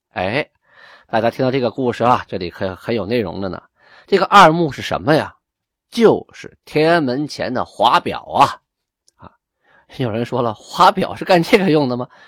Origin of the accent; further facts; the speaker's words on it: Shenyang, Liaoning, China; 我家就在混合边儿上，从小在那儿长大的，就在沈阳城东。在沈阳东边儿十里地，大概就是现在东塔，东塔机场左右的位置啊。那个东塔机场原来都是我家的菜地啊，哎，准确地说呢，都是我太爷爷的菜地啊。我们家的老宅子呢，就在东塔机场跑道的南边儿